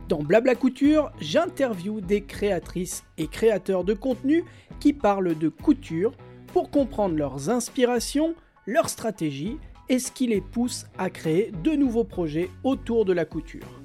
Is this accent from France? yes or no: yes; France; Oui, oui, je suis française.